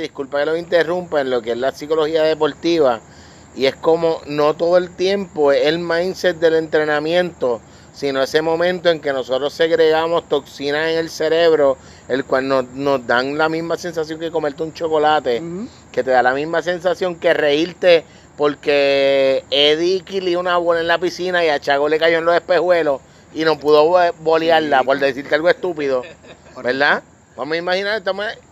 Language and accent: Spanish; Vega Baja, Puerto Rico; mi familia, mi hermana, mis primas todos, aunque somos de Vega Baja